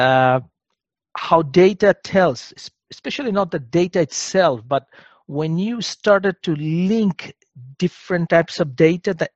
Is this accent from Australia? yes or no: no; Bangladesh; moved away as an adult; also born or lived in Germany; I'm originally from Bangladesh